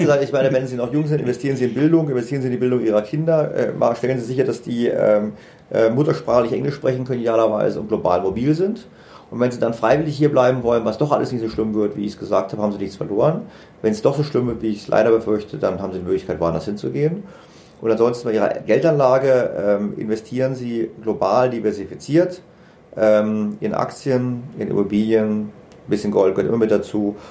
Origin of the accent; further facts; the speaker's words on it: Germany; wir Deutschen